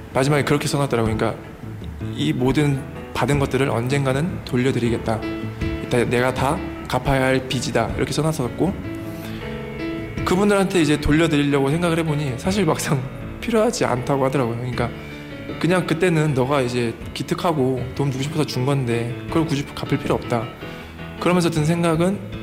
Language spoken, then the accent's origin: Korean; South Korea